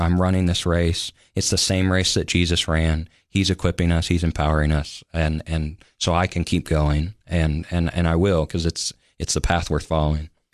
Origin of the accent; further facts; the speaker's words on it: Sioux City, Iowa, United States; moved away as an adult; also born or lived in Denver, Colorado / Olathe, Kansas; now in Tennessee, United States; I call Sioux City on the western side of the state my home. That's where, um, I made friends and grew up